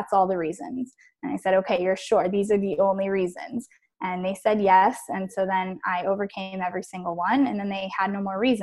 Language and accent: English; Miami, Florida, United States; moved away as an adult; now in New York City, United States; I was born and raised in Miami. And I lived there all my life until college